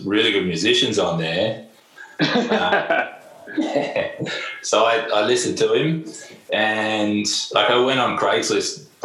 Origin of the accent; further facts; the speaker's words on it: Melbourne, Victoria, Australia; moved away as an adult; also born or lived in Berlin, Germany; I grew up in Melbourne, always played music in Melbourne